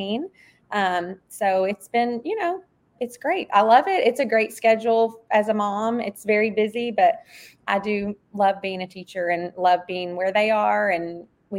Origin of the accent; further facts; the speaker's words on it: Hohenwald, Tennessee, United States; moved away as an adult; I grew up in Hohenwald, Tennessee, which is a very small town in Middle Tennessee